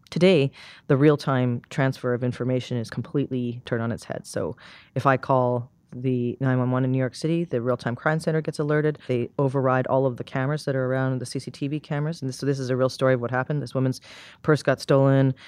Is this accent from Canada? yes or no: yes; Canada; moved away; I'm from Canada originally, and there's a small town a couple hours from where I grew up called Saint Albert